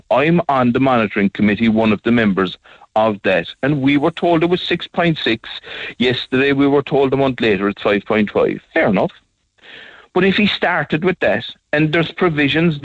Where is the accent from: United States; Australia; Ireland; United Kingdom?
Ireland; Skibbereen, Munster; I come from Skibbereen, and all my life I'm working with my hands